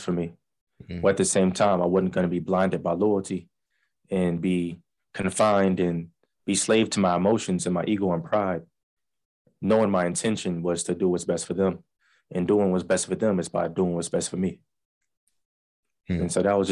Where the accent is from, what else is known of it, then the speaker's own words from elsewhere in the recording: Langston, Oklahoma, United States; also born or lived in Chicago, Illinois; I came out to Oklahoma in what, third grade. So, and I pretty much grew up in Langston.